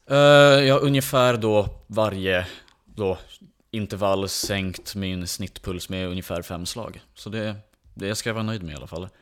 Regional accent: Åkersberga, Stockholm County, Sweden; jag är uppväxt i Åkersberga och bor fortfarande där

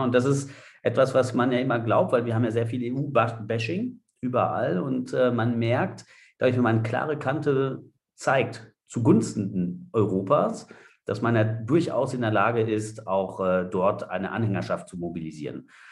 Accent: France; ich selbst bin Franzose

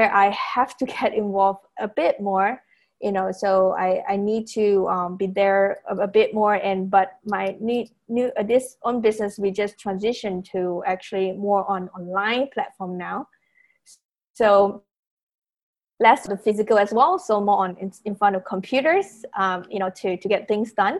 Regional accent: Penang, Malaysia; moved away as an adult; also born or lived in United States; I'm actually from Penang, Malaysia

